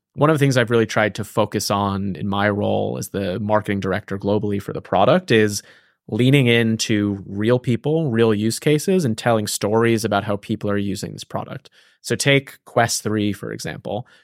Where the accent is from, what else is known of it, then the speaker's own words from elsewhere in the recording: East Coast, United States; moved away as an adult; now in San Francisco, United States; I grew up on the East Coast.